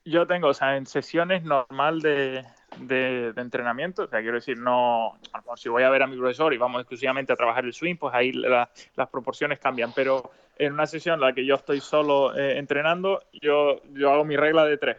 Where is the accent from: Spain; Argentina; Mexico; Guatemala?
Spain; como buen español